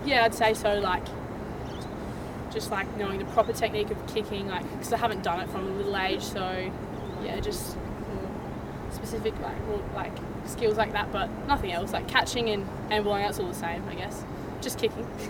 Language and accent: English; New Zealand; now in Australia; we're all Kiwi, so we all played rugby